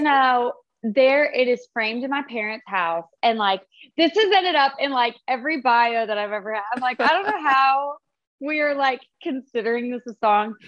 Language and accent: English; Fort Collins, Colorado, United States; I'm from Fort Collins, Colorado